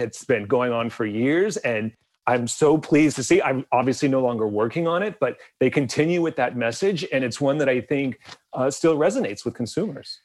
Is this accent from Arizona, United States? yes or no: yes; Bisbee, Arizona, United States; I grew up in a small Mexican border town in the southeast corner of the state of Arizona.